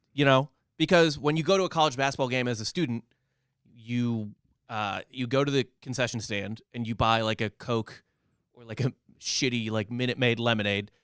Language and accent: English; St. Louis, Missouri, United States; I grew up in Saint Louis, where the Post Dispatch covers both Missouri and Illinois.